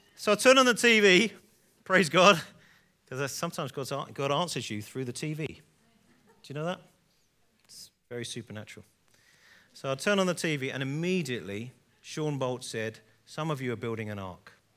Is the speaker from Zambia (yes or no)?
no; England, United Kingdom; I'm an English guy